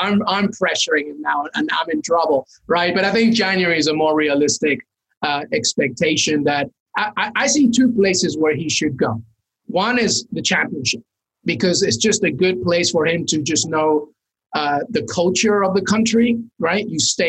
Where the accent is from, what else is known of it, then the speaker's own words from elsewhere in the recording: England, United Kingdom; now in United States; I grew up in England, so I know this. I grew up in England, I lived in the US now, but I know what it's like to think like a non-Peruvian.